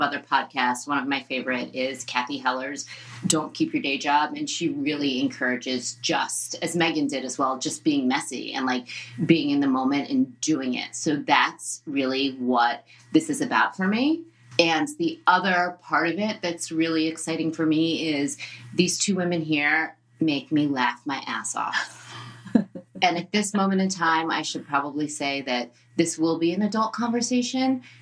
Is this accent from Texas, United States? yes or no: no; New Jersey, United States; I am Jewish from Jersey, and I look like I'm Jewish from Jersey